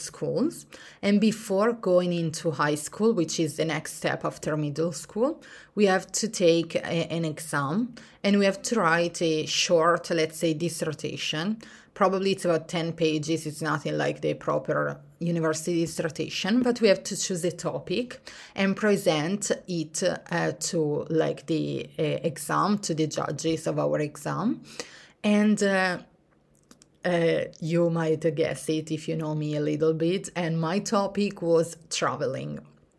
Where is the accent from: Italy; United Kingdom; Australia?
Italy; English is a second language; And even if I grew up in Italy in the mountains, I always see myself as a sea person